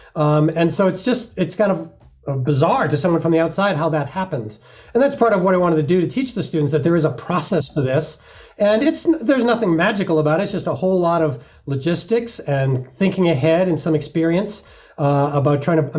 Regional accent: Massachusetts, United States; now in Colorado, United States; I was 13 years old in my home state of Massachusetts

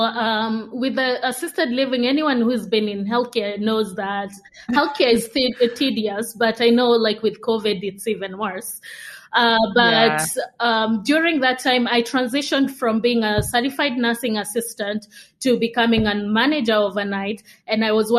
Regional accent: Kenya; moved away as an adult; also born or lived in Uganda / United States; I'm Kenyan. So I grew up in Kenya, so born and raised.

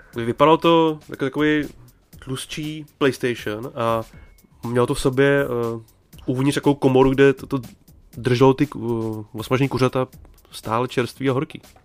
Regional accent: Bohemia, Czechia; moved away; lidi u nás doma v Čechách

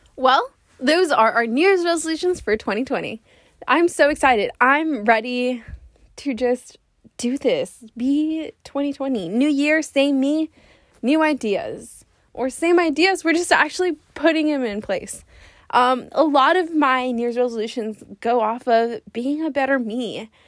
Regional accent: Laredo, Texas, United States; now in San Antonio, United States; I am from Laredo

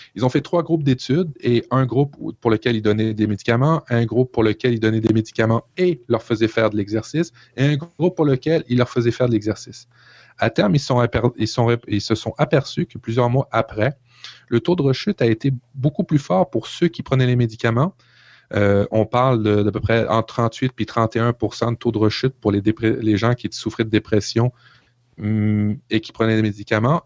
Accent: Canada; chez nous au Canada

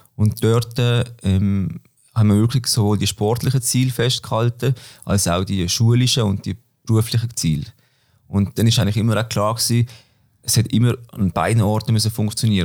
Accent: Böckten, Basel-Landschaft, Switzerland; moved away as an adult; now in Basel, Switzerland; ich komme von Böckten, Basel-Land, wohne aber mittlerweile in der Stadt in Basel. Ja, bin dort aufgewachsen

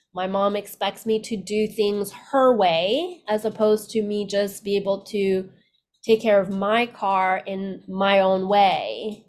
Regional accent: Canada; moved away as an adult; also born or lived in Vietnam; now in United States; I was born in Vietnam right after the war, and then we left Vietnam and immigrated to Canada.

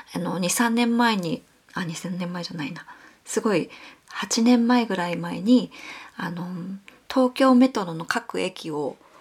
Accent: Kumamoto, Japan; moved away as an adult; now in Tokyo, Japan; もともと私は熊本県出身で、あの、浪人生の十九歳まで熊本に育って

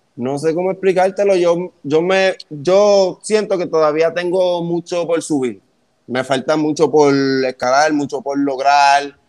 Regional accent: Gurabo, Puerto Rico; yo soy de allá, de Gurabo

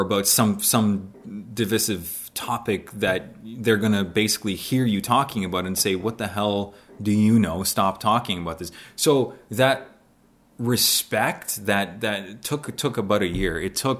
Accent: Canada; also born or lived in Poland; growing up in Canada. kid from Poland growing up in Canada and loving the snow, loving the winter, loving hockey

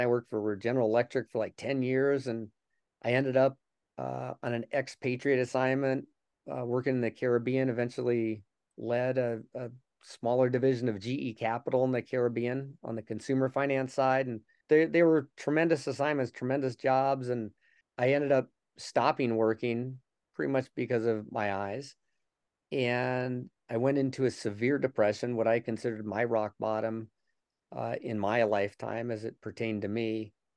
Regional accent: Denver, Colorado, United States; was born and raised in Denver

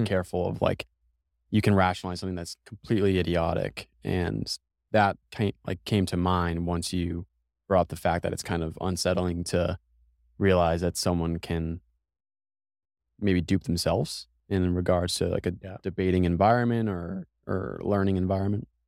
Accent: Massachusetts, United States; now in Austin, United States; I'm from Massachusetts

